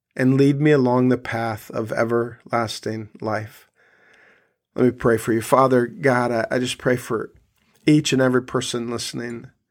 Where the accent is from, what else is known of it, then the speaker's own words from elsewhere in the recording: South Dakota, United States; I grew up in South Dakota